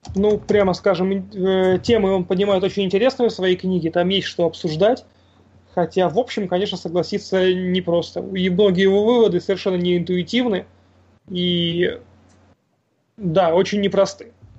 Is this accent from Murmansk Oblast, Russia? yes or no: yes; Murmansk, Murmansk Oblast, Russia; я из Мурманска.